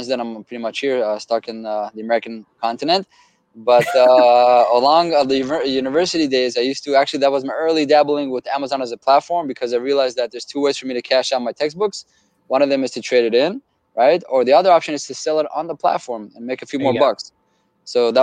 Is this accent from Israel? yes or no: yes; Israel; moved away as an adult; now in United States; Born and raised in Israel